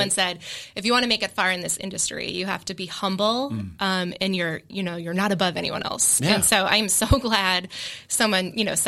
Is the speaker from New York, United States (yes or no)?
no; Marlborough, Massachusetts, United States; Marlboro, but I went to Framingham State.